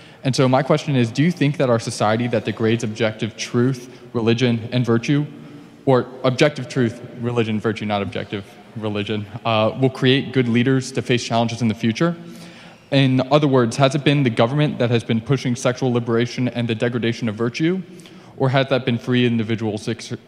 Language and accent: English; San Antonio, Texas, United States; moved away; I'm a sophomore here at Notre Dame, and I'm from San Antonio, Texas.